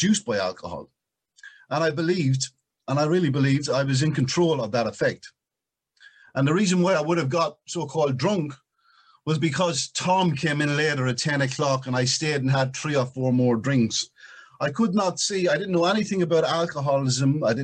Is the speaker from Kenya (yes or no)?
no; Ireland; I was Irish when it came out of my mother's womb